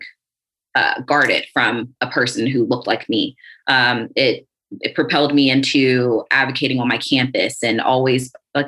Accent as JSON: {"language": "English", "region": "South Carolina", "country": "United States", "said": "coming from the South, I'm from South Carolina."}